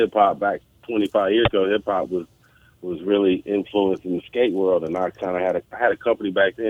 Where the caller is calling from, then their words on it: Oakland, California, United States; We're in California. I'm in the Bay Area, Oakland, California.